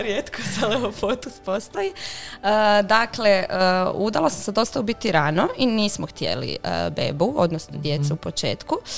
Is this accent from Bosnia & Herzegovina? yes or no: no; Croatia; kod nas u Hrvatskoj